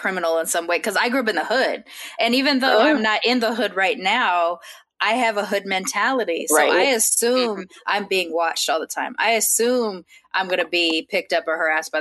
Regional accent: Long Beach, California, United States; I'm from Long Beach or I'm from California

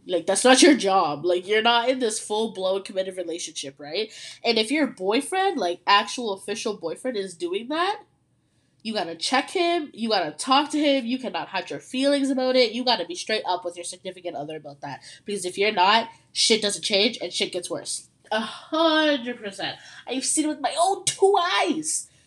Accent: Ontario, Canada; I'm from Ontario, Canada

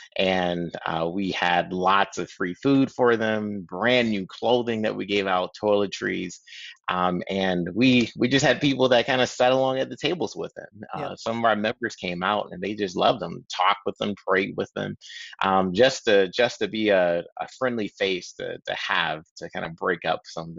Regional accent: Tampa, Florida, United States; So I'm originally from Tampa, Florida. Lots of family still there.

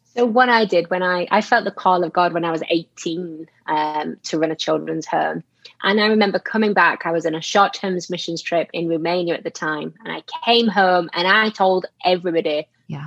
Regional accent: Yorkshire and the Humber, United Kingdom; moved away as an adult; now in England; lived there my whole whole life growing up, and only moved out of there about seven years ago. Um, so I'm a little further down, still in England

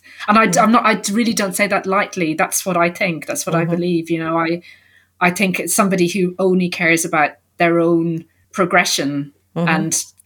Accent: Ireland; I grew up in Ireland in the 70s and 80s.

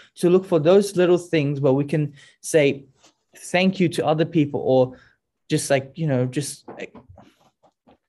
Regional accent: Australia; as an Australian

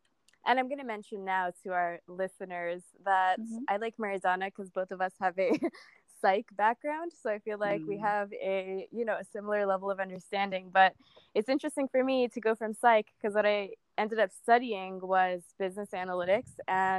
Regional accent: Canada; So I was from Canada and she was from St. Vincent's Grenadine.

